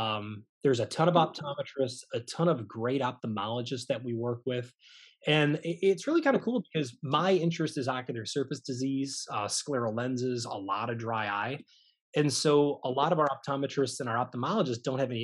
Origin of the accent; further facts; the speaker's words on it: Michigan, United States; now in Baton Rouge, United States; I am not originally from Louisiana. I'm actually from Michigan, the Midwest